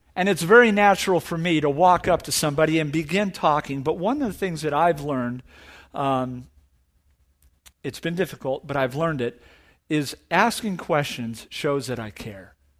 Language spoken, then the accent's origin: English; Orange County, California, United States; I'm from Orange County